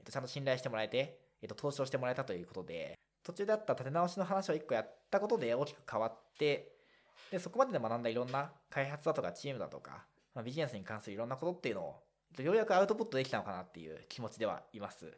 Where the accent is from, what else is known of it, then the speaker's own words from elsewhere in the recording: Shizuoka, Japan; moved away; 実家は静岡だからです